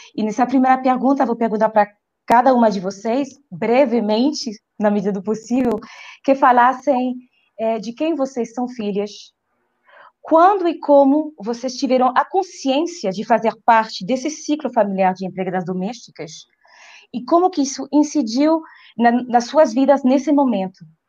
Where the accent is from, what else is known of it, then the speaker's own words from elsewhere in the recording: France; Portuguese is a second language; Eu não sou brasileira, gente, ninguém perfeito, eu sou francesa.